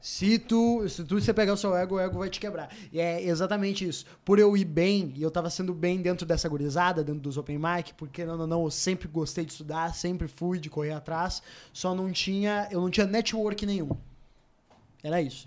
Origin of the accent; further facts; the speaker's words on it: Rio Grande do Sul, Brazil; voltei para o Rio Grande do Sul, porque eu sou do Rio Grande do Sul